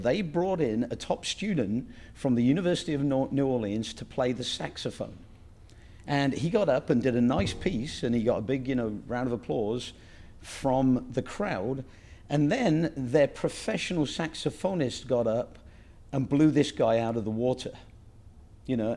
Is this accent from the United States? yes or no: no; England, United Kingdom; moved away; the ethos that I grew up with in England